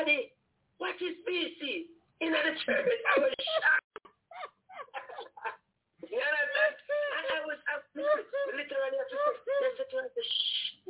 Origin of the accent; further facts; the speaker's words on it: Jamaica; when we were growing up in Jamaica